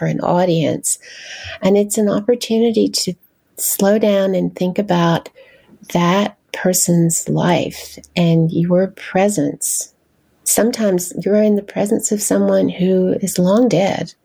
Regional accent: North Carolina, United States; moved away as an adult; now in Washington, D.C., United States; I'm originally from the South, from North Carolina

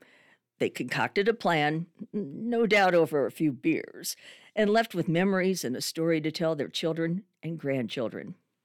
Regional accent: Midwest, United States; also born or lived in Southern California; Growing up here, I didn't pay much attention to the Mississippi River, except when it flooded. After college graduation, I left my hometown in the Quad Cities to pursue a career. I then returned 14 years later

